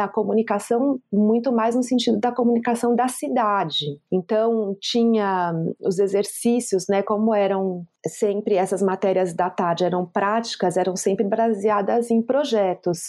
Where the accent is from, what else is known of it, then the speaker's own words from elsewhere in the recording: Brazil; eu sou uma pessoa que cresci na Zona Sul